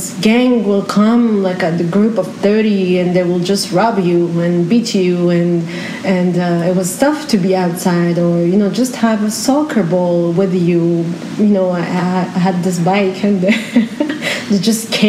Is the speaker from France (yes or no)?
yes; France; I was born and raised in France